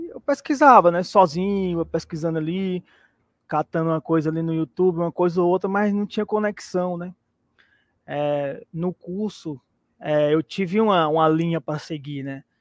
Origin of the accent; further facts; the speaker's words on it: Teresina, Piauí, Brazil; sou de, de Teresina, aqui no Piauí, e eu tenho 40 anos.